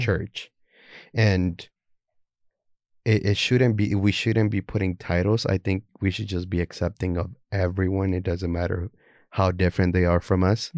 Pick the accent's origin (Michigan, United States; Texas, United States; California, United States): Texas, United States; Houston; also born or lived in Guatemala; I'm from Houston, Texas.